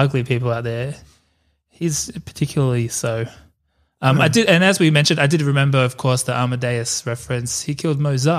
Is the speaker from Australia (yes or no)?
yes; Australia; I reckon growing up in Australia